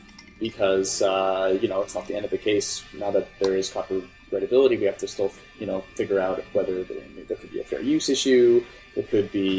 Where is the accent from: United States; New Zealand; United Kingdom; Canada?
Canada; I'm Canadian.